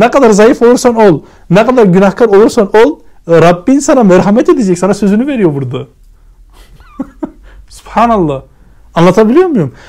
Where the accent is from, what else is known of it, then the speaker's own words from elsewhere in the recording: Germany; moved away; ben kendim Almanya'da büyüdüm.